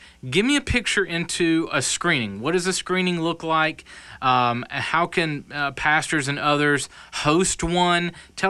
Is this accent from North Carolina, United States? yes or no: yes; North Carolina, United States; now in South Carolina, United States; I was born in North Carolina, so I'm a Tar Heel.